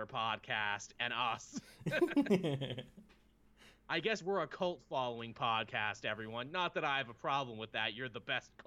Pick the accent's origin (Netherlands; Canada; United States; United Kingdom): Canada; I'm a Canadian.